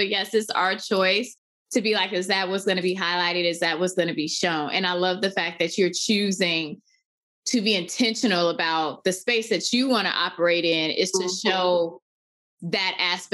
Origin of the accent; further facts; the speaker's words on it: Chicago, Illinois, United States; moved away; I'm from Chicago